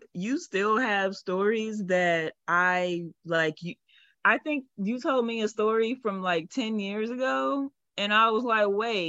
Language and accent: English; Louisiana, United States; moved away as an adult; Louisiana, born and raised.